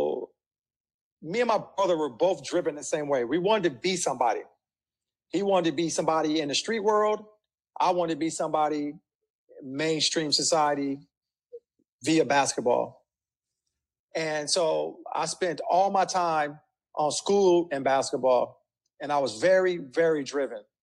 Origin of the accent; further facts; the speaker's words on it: Compton, California, United States; I grew up in Compton to a single family.